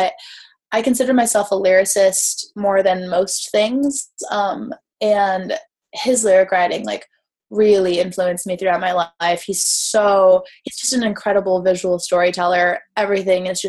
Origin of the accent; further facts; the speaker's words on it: California, United States; growing up in California